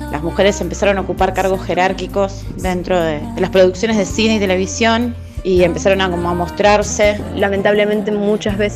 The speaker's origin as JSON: {"language": "Spanish", "town": "Rosario", "region": "Santa Fe", "country": "Argentina", "said": "soy de Rosario, Santa Fe y soy productora de cine y televisión."}